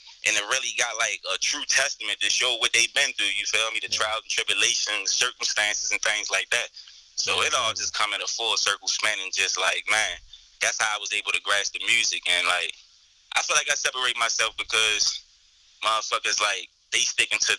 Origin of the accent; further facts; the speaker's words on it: Baltimore, Maryland, United States; also born or lived in Virginia; I was born and raised in Baltimore, West Side